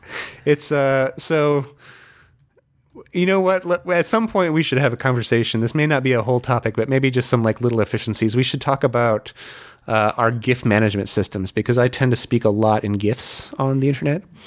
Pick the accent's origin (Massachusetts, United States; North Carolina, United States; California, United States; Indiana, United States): Indiana, United States; Fort Wayne; moved away; I was, uh, born and raised in Fort Wayne